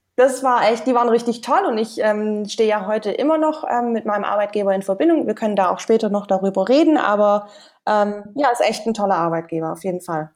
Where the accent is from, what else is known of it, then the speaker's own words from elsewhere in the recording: Stuttgart, Baden-Württemberg, Germany; moved away as an adult; aus Deutschland bin ich aus Stuttgart und da habe ich eigentlich die letzten Jahre gelebt